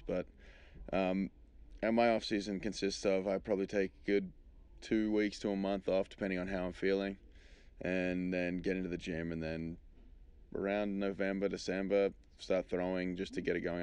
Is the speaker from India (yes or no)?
no; Australia; moved away as an adult; now in United States; I'm being being Australian